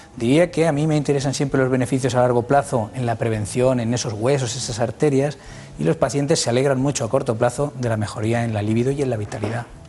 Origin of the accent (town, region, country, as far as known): Castilla-La Mancha, Spain; born or raised there; also born or lived in Requena, Valencia